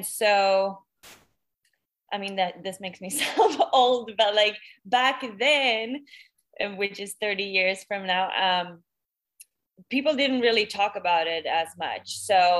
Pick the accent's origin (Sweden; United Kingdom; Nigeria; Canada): Sweden; Stockholm, Stockholm County; moved away as an adult; now in Los Angeles, United States; I am originally from Stockholm, Sweden, but I now live in LA and have been for almost 8 years now.